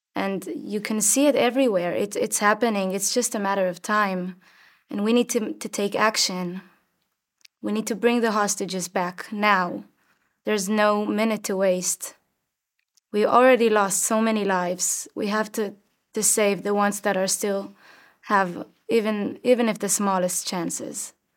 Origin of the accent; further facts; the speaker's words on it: Rosh HaAyin, Central District, Israel; I was born and raised in Roshain, in the center of Israel